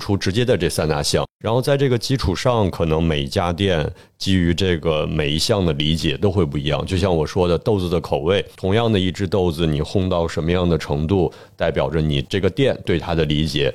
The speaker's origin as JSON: {"language": "Chinese", "country": "China", "said": "我想从他们身上把原本属于我们中国人的东西再拿回来"}